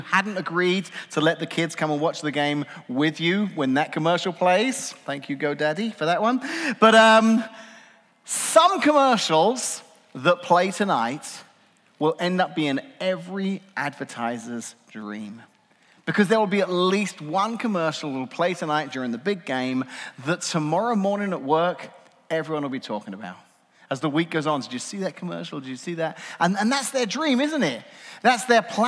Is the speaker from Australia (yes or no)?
no; England, United Kingdom; now in United States; As an Englishman